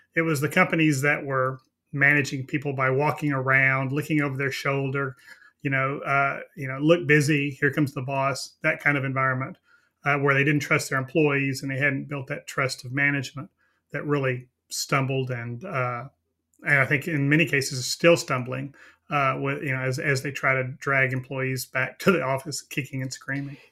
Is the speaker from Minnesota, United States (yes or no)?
no; Texas, United States; I'm from Texas